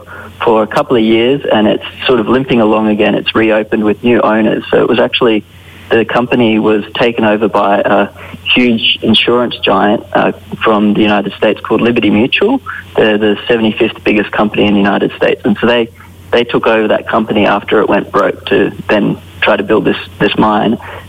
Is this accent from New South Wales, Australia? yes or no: no; Nowra, central Queensland, Australia; I'm from Nowra in central Queensland.